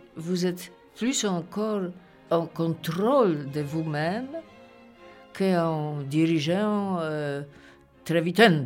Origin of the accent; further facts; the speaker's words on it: Poland; French is a second language; moved away as an adult; also born or lived in Paris / Belgium; now in Brussels, Belgium; Je suis une Polonaise